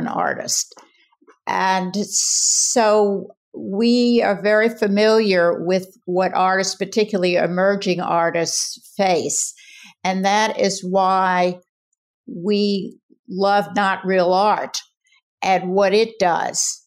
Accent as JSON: {"language": "English", "town": "New Orleans", "region": "Louisiana", "country": "United States", "tie": "born or raised there", "also_born_or_lived": "Jackson, Mississippi", "moved": "as an adult", "lives_now": "Asheville, United States", "said": "I grew up in New Orleans. I raised my kids there"}